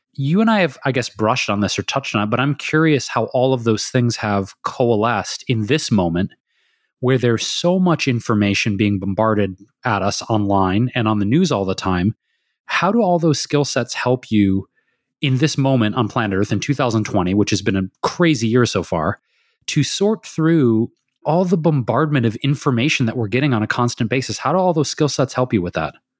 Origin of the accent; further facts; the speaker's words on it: Detroit, Michigan, United States; moved away as an adult; also born or lived in Chicago / New York / San Francisco Bay Area; now in Los Angeles, United States; we grew up in Detroit, in the city of Detroit